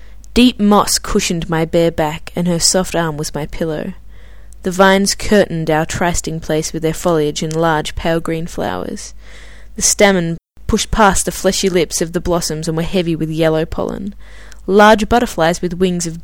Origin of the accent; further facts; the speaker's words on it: Australia; now in Stockholm, Sweden; a fellow Australian